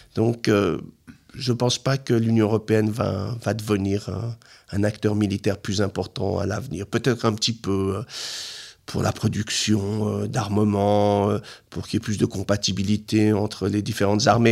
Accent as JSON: {"language": "French", "country": "Switzerland", "said": "en tant que Suisse"}